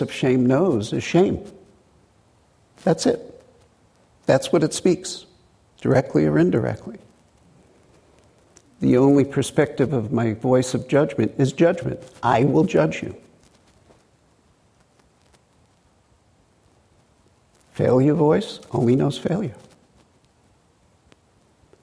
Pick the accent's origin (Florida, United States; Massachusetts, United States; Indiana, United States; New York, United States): New York, United States; New York City; accent: Brooklyn; moved away; growing up in Brooklyn in a blue-collar to middle-class area